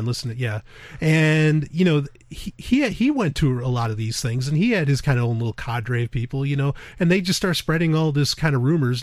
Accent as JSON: {"language": "English", "region": "New York", "country": "United States", "said": "I am a Jew from New York"}